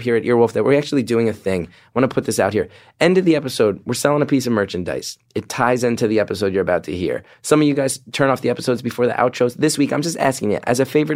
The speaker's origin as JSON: {"language": "English", "region": "New Jersey", "country": "United States", "tie": "born or raised there", "said": "Jersey, my hometown."}